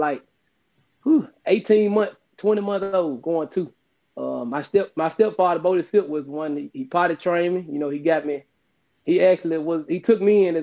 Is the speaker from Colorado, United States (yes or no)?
no; Tate County, Mississippi, United States; growing up in Tate County